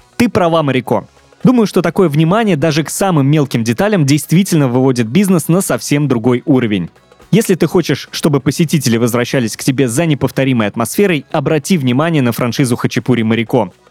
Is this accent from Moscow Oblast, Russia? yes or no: no; Penza, Penza Oblast, Russia; я из небольшого города, угу. Пенза, 650 тысяч населения